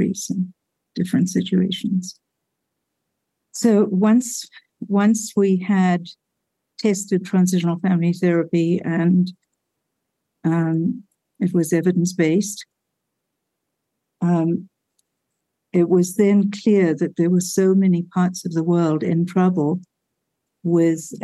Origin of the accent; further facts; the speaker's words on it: South Africa; moved away; growing up in Africa during a war